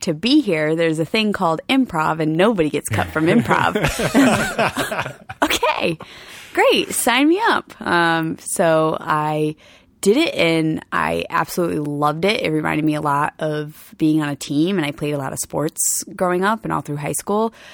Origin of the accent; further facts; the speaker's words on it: Rhode Island, United States; I'm from Rhode Island